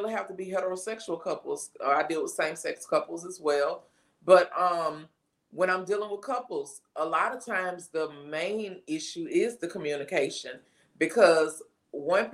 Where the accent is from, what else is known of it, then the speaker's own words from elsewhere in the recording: Baton Rouge, Louisiana, United States; I am from Baton Rouge, Louisiana